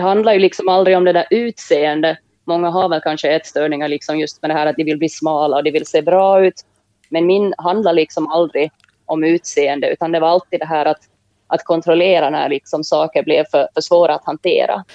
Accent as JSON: {"language": "Swedish", "town": "Jakobstad", "region": "Ostrobothnia", "country": "Finland", "tie": "born or raised there", "moved": "yes", "said": "Jag växte upp i Jakobstad i Finland tillsammans med min mamma och min lilla syster"}